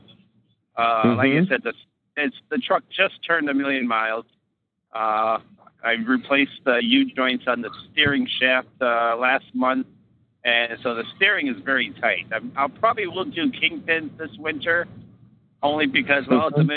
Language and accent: English; Florida, United States; I'm from Florida, but happen to be in Houghton, Maine tonight